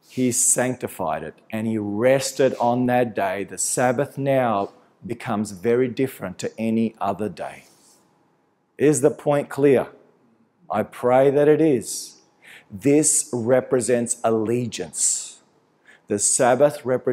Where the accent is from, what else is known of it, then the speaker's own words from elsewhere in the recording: Australia; my parents came to this country and I was born in Australia with all the privileges associated with being an Australian